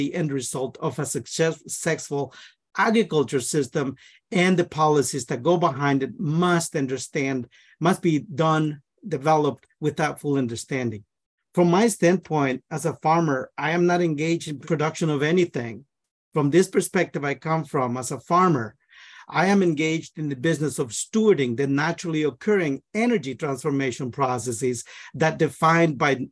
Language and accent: English; Guatemala; now in Northfield, United States; I am from Guatemala. I'm a first generation immigrant in this country. I'm also an agronomist. I grew up in the rainforest